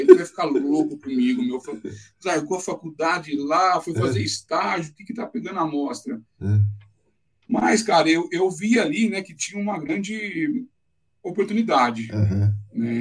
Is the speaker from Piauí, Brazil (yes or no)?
no; São José do Rio Pardo, São Paulo, Brazil; moved away as an adult; now in São Paulo, Brazil; Eu sou de São José do Rio Pardo, Caramba. interior de São Paulo. Uhum. É, nasci lá, vim para São Paulo